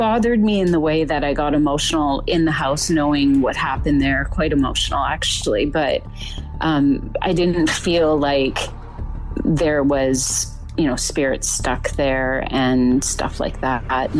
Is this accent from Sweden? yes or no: no; British Columbia, Canada; born and raised in British Columbia. So now we're living out about an hour away from Vancouver on the ocean.